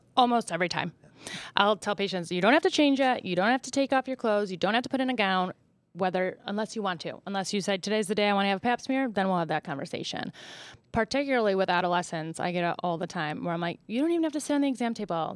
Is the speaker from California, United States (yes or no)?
no; Buffalo, New York, United States; moved away as an adult; also born or lived in Rochester, New York / Kansas City / Columbus, Ohio / Marion, Ohio; now in Ohio, United States; I'm originally from Buffalo, New York